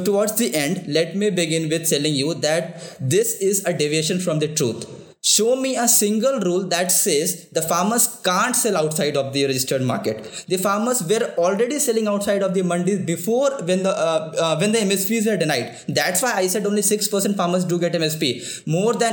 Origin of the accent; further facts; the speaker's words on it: Bihar, India; I come from Bihar, and my ancestors have also